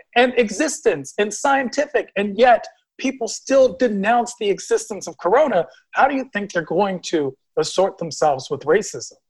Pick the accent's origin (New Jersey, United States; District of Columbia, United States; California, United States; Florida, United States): District of Columbia, United States; Washington; I'm from Washington, D.C., and I'm definitely a very D.C. person.